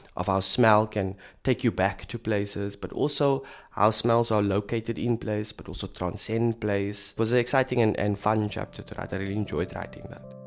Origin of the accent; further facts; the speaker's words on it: South Africa; moved away as an adult; now in Berlin, Germany; I'm a South African working in an institution that analyzes Europe